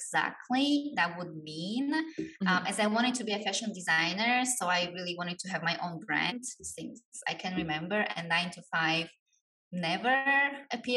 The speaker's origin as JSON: {"language": "English", "country": "Slovakia", "moved": "as an adult", "lives_now": "Bali, Indonesia", "said": "I'm originally from Slovakia, but I'm currently living in Bali"}